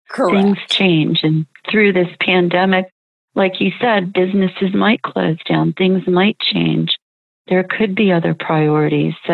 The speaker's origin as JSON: {"language": "English", "region": "Maryland", "country": "United States", "said": "And I live in Garden, so that's special to my heart. But I come from Maryland where we had a lot of growth"}